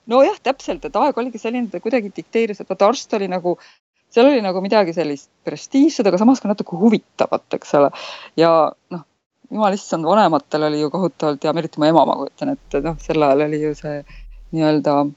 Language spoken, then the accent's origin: Estonian; Tartu, Tartu County, Estonia; moved away as an adult; now in Netherlands; sündisin ja kasvasin Tartus